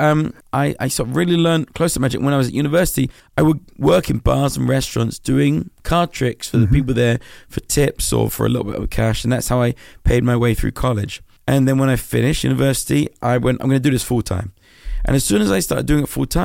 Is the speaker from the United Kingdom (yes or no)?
yes; London, United Kingdom; I grew up in Southeast London